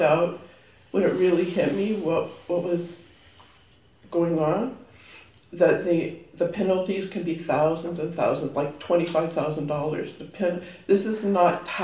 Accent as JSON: {"language": "English", "country": "Canada", "tie": "born or raised there", "also_born_or_lived": "United States", "said": "my Canadian passport"}